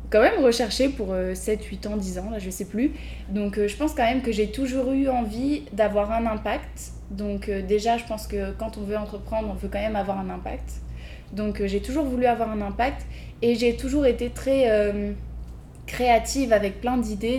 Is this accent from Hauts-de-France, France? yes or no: yes; Lille, Hauts-de-France, France; moved away as an adult; now in Montreal, Canada; je suis française à la base de Lille